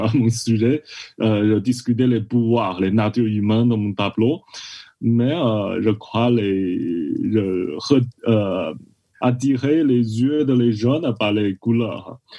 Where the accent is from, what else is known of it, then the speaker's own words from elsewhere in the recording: China; French is a second language; moved away; je viens de la Chine